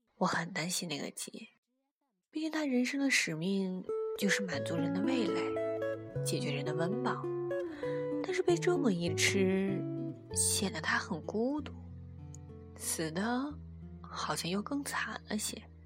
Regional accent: northern China, China; 他一耳就听出了我来自北方

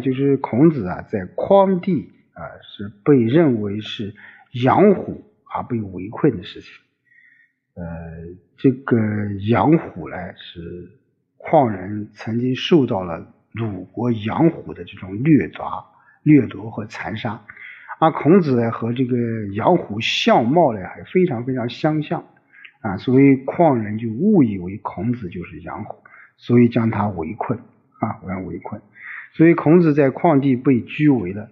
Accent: China; 我们中国人

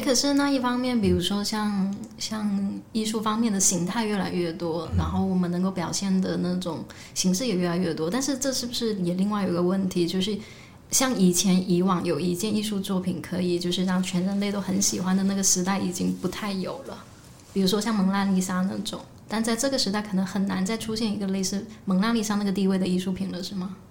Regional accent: Guangdong, China; 因为我来自广东潮汕，然后我们那边就特别的兴盛名嘛

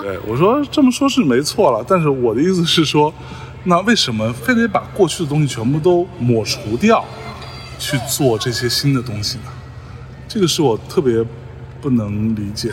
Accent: Lianyungang, Jiangsu, China; moved away; 连云港是这样子的，我给大家说一说，非非常的有趣。其实我以前没有注意，这次回来才会注意到这件事情。就是我们这儿中秋呢

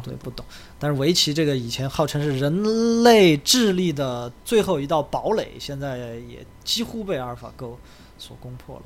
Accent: Leshan, Sichuan, China; moved away; 我的老家乐山

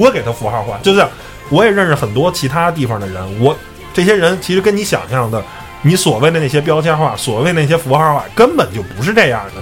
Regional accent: Beijing, China; 我也是一个北京人

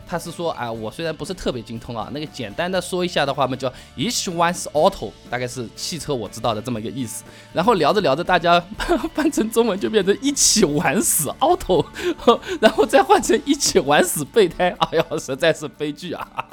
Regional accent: southern China, China; accent: southern (南方人的口音); moved away as an adult; also born or lived in Hangzhou; now in Beijing, China; 像我这种南方人的口音，人家一听就听得出来

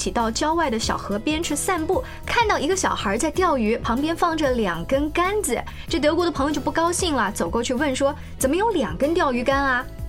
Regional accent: China; 既然这是我们中国人骨子里面的一个特点，我们的生存的哲学。

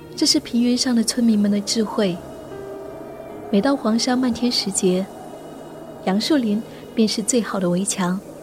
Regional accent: Lingnan, China; 从小在岭南生活生长，四季温润如水，绿树葱葱

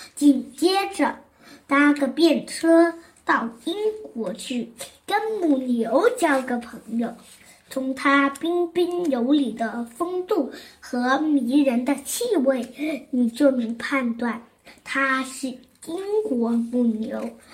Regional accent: Zhongshan, Guangdong, China; 今年七岁，我来自广东省中山市石岐区

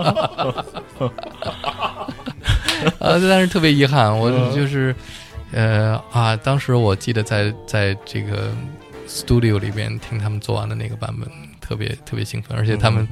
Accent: Beijing, China; 我们北京话叫起范儿

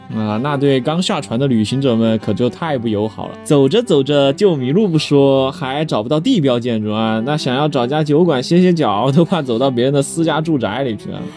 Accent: Chengdu, Sichuan, China; 咱们成都人

